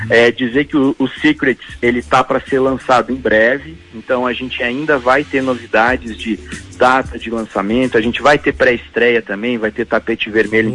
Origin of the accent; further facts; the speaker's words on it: Brazil; moved away as an adult; also born or lived in Los Angeles, United States; eu sou brasileiro